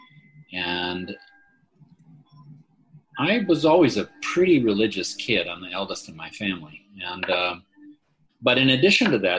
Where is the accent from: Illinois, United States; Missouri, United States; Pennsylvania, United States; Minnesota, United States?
Minnesota, United States; Minneapolis; We're from Minneapolis, Minnesota, in the U.S.